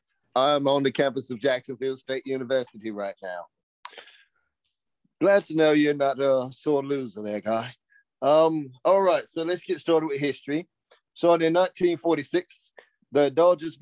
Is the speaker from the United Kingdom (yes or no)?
yes; United Kingdom; I am British